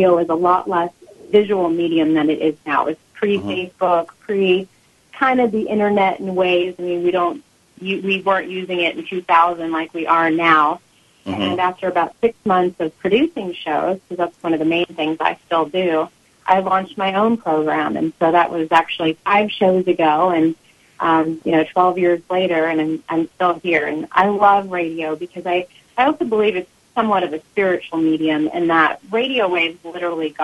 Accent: Alaska, United States; moved away; also born or lived in Arizona; Growing up in Alaska with my mom

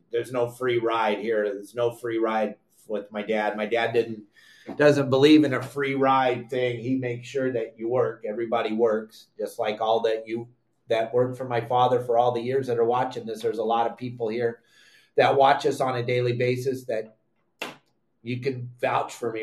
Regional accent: San Clemente, California, United States; also born or lived in Laguna Beach, California; I grew up in San Clemente, California. I was born at South Coast Hospital in Laguna Beach, California

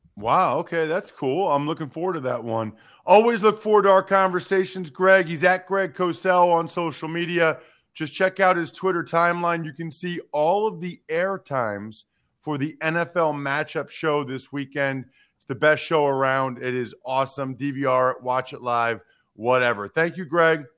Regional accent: outside of Philadelphia, Pennsylvania, United States; I grew up outside of Philadelphia

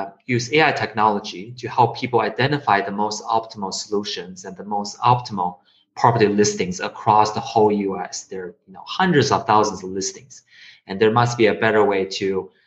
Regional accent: China; moved away; also born or lived in Connecticut; I was born in China and I went to school in Connecticut, Wesleyan University.

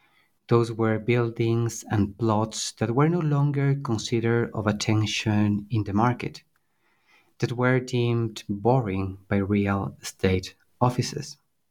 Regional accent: Quito, Pichincha, Ecuador; Certainly. I was born and raised in Quito. It is where I did my degree in architecture, at Universidad San Francisco de Quito

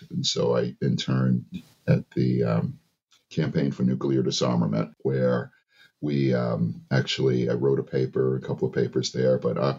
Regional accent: Massachusetts, United States; So they moved up north. So I grew up in Massachusetts, went to a bunch of really great schools. Boston Latin Academy

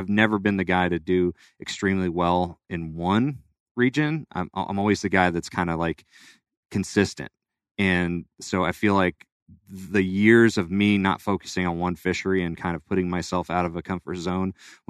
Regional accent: California, United States; also born or lived in Florida; I was born in Florida, but moved to California. That's where I grew up.

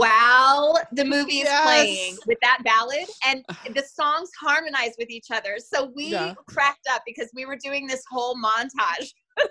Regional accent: California, United States; I grew up in Southern California, and my dad loved the Beach Boys, so we listened to the Beach Boys a lot.

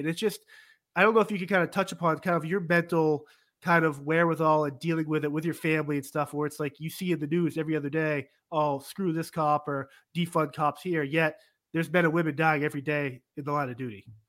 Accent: Massachusetts, United States; I'm born and raised in Massachusetts

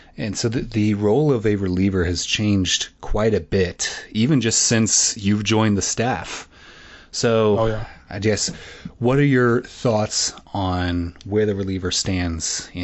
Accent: Illinois, United States; growing up in Illinois

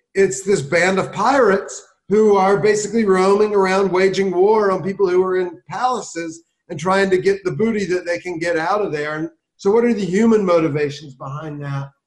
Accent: South Carolina, United States; now in Baltimore, United States; I grew up in South Carolina.

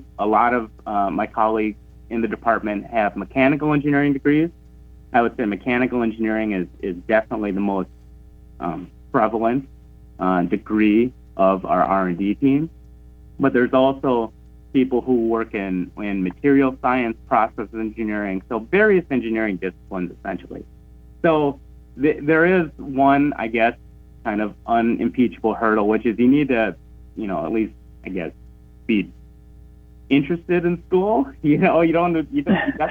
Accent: Brainerd, Minnesota, United States; moved away; Brainerd's my hometown, and it always will be.

